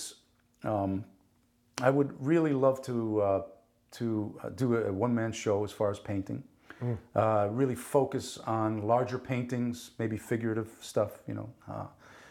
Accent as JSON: {"language": "English", "town": "Paterson", "region": "New Jersey", "country": "United States", "tie": "born or raised there", "also_born_or_lived": "Naples, Italy", "first_language": "Italian", "second_language": "English", "said": "I grew up in Paterson, New Jersey. There weren't many avenues to get out of that place"}